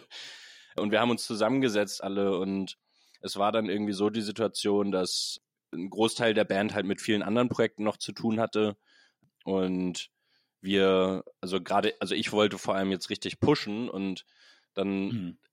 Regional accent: Hamburg, Germany; Ich bin ein Hamburg gebürtiger Mensch

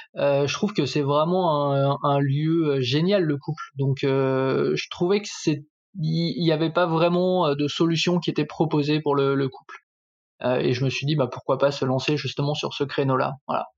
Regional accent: Saint-Étienne, Auvergne-Rhône-Alpes, France; now in Paris region, France; j'habite en région parisienne, je suis originaire de Saint-Étienne

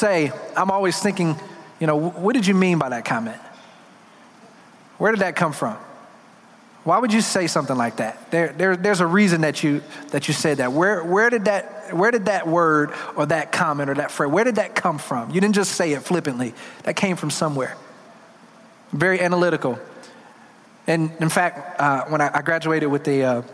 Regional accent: Detroit, Michigan, United States; I'm from Detroit

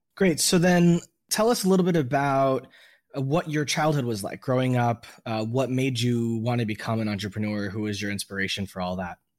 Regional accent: Miami, Florida, United States; I think as an American from other parts of America, being from Miami

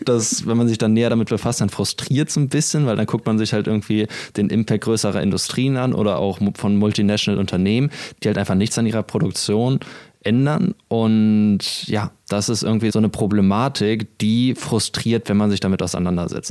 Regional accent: Kiel, Schleswig-Holstein, Germany; moved away; Ich begrüße euch aus Kiel, der schönen Ostseeküste Deutschlands. Wir sind hier gerade bei meinen Eltern zu Besuch und ich bin richtig happy, wieder in meiner Heimat zu sein.

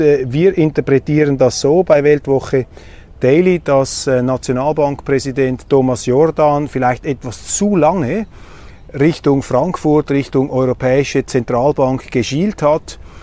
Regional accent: Switzerland; als Schweizer

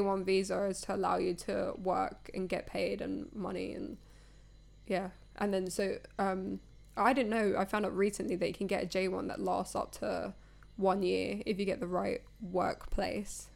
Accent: United Kingdom; as British people

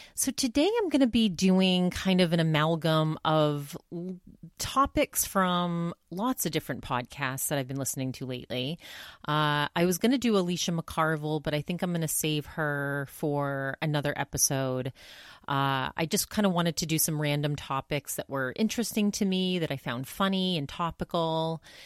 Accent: Maine, United States; moved away; also born or lived in New Hampshire / Massachusetts / Vermont; I grew up in Maine

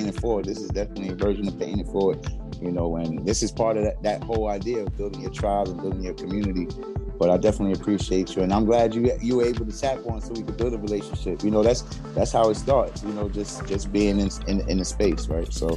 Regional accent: New York City, New York, United States; now in Queens, New York, United States; I was coming from Brooklyn

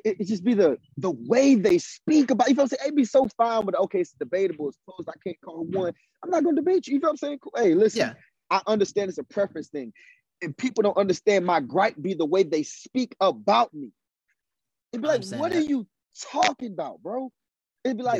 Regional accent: South Carolina, United States; I come from South Carolina

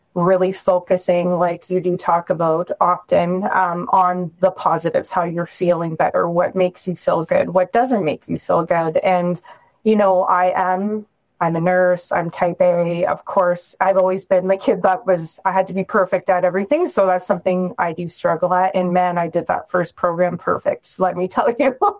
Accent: Ontario, Canada; now in Calgary, Canada; I'm from Ontario originally

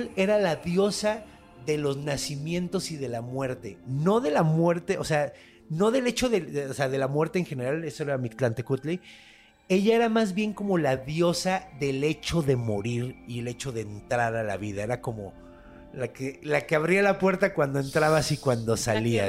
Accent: Mexico; ahorita ya los mexicanos no somos mexicas, ya somos mexicanos

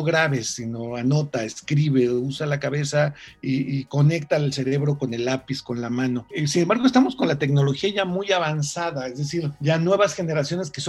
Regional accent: Mexico; soy un periodista mexicano

